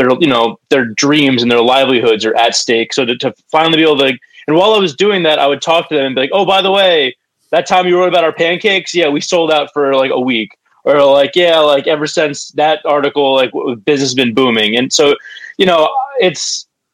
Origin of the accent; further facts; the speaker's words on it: Montclair, New Jersey, United States; I grew up in Montclair, like probably half a mile from there